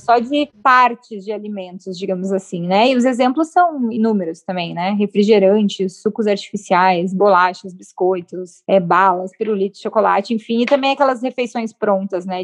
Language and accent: Portuguese; Porto Alegre, Rio Grande do Sul, Brazil; Porto Alegre, que é a cidade onde eu nasci